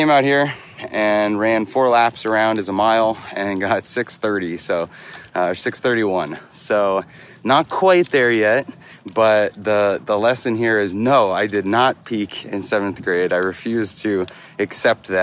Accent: Franklin, Massachusetts, United States; moved away; I am back in my hometown, Franklin, Massachusetts. That was my high school.

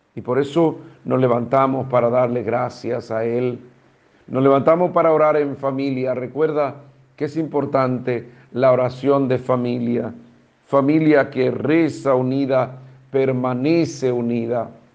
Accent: Dominican Republic; como dominicanos

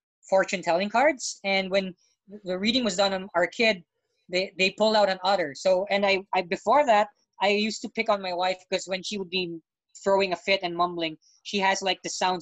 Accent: Philippines; first language English; I'm Filipino, and when they find out I'm born and raised here, and then I always have to say that, yeah, I actually learned English first

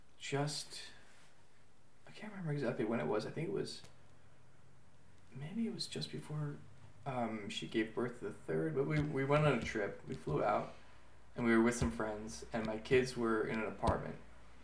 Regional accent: Miami, Florida, United States; now in Israel; you and I also grew up in Miami. We come from an open society. We live here. It's also completely open.

